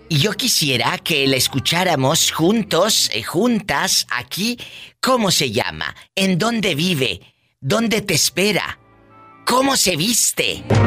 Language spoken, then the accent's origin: Spanish; Matamoros, Tamaulipas, Mexico; mi tierra, el Matamoros, Tamaulipas